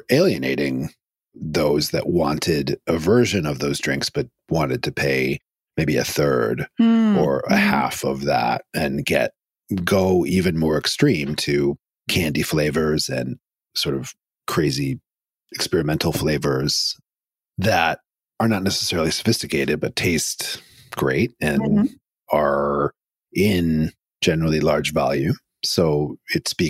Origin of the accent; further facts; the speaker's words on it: East Coast, United States; I grew up on the East Coast